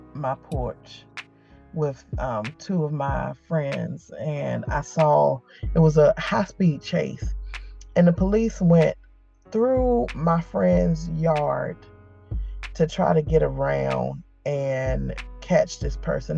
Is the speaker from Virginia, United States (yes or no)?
yes; Newport News, Virginia, United States; I am from Newport News, Virginia. Born and raised.